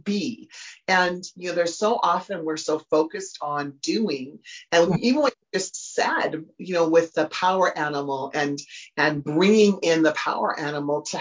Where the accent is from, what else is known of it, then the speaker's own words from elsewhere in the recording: Humboldt, Saskatchewan, Canada; I grew up in Humboldt, Saskatchewan, in Canada